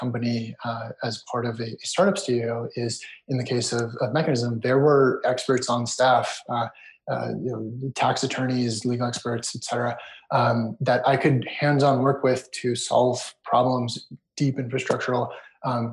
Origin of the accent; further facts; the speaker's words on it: United States; also born or lived in Israel / Canada; moved to the US at a very young age and grew up in the US